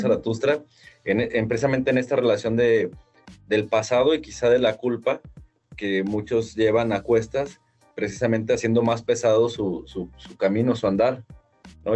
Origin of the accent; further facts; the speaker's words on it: Guadalajara, Jalisco, Mexico; así somos los de Guanatos